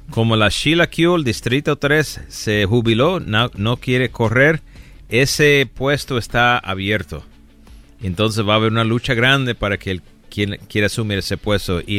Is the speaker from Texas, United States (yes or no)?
no; Chicago, Illinois, United States; moved away; also born or lived in Rochester, New York / New York City; Nací en Chicago y en Nueva York, Rochester y la ciudad de Nueva York también.